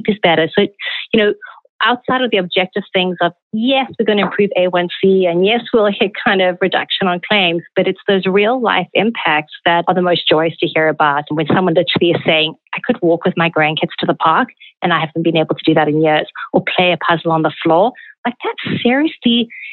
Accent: South Africa; moved away; Growing up in South Africa, manners and conduct were very important values imbued

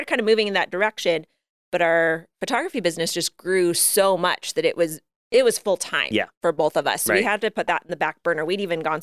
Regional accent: Colorado Springs, Colorado, United States; also born or lived in St. Louis area; now in St. Louis, United States; I am not from the area. I grew up in Colorado Springs.

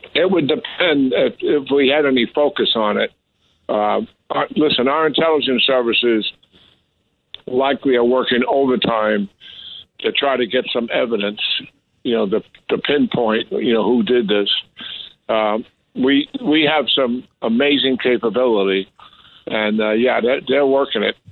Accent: New York, United States; I'm a born and raised in New York

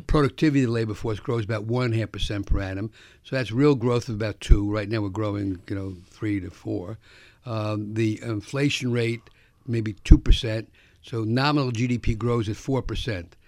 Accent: New York City, New York, United States; I grew up in the South Bronx

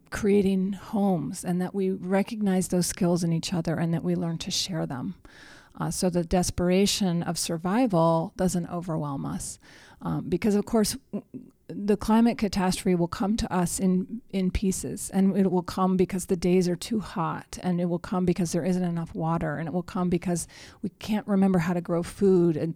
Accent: New Mexico, United States; I've witnessed many flash floods in my home state of New Mexico.

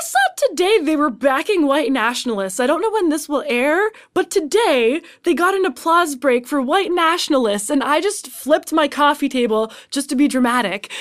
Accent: Canada; As a Canadian

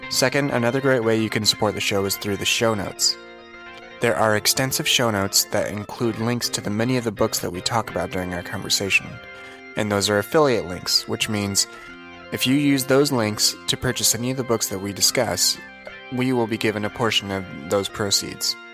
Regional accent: Naperville, Illinois, United States; I grew up in the in Naperville, like starting freshman year of high school.

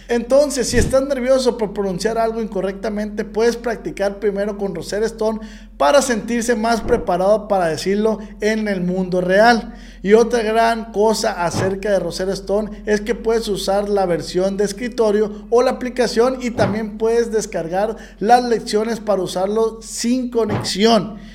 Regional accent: Mexico; yo como mexicano

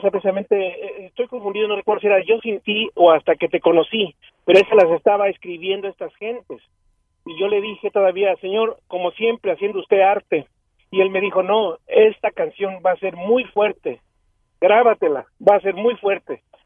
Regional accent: Mexico City, Mexico; now in Dallas, United States; Yo soy de México DF, y ya tengo 33 años aquí en Estados Unidos, vivo aquí en Dallas

